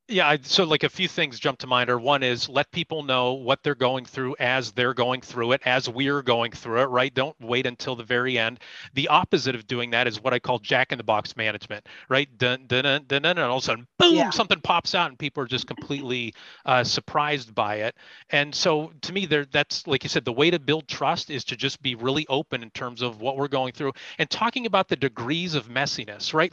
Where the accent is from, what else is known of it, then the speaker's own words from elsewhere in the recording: Erie, Pennsylvania, United States; I'm from Erie. Uh, I'm an Erie native, so b- born and raised